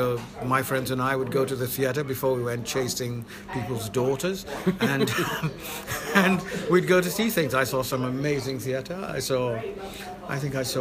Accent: London, United Kingdom; born or raised there; also born or lived in Saint Lucia / West Hampstead, London

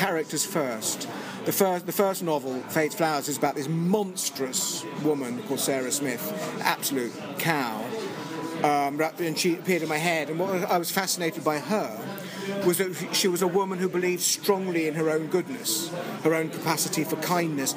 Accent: England, United Kingdom; moved away as an adult; now in United States; I'm still very English

